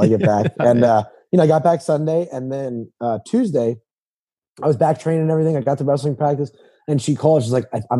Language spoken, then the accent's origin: English; New Jersey, United States; moved away as an adult; also born or lived in South Carolina; now in North Carolina, United States; I was born and raised in New Jersey